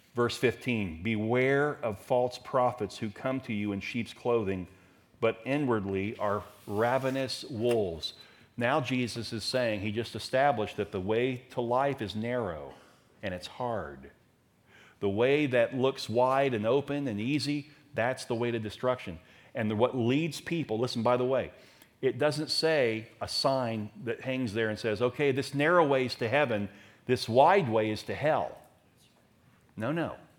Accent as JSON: {"language": "English", "town": "Daytona Beach", "region": "Florida", "country": "United States", "tie": "born or raised there", "said": "As a teenager growing up in Daytona"}